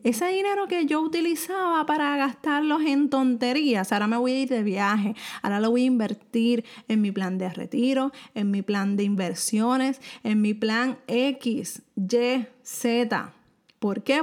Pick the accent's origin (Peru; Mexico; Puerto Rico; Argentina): Puerto Rico; soy de Puerto Rico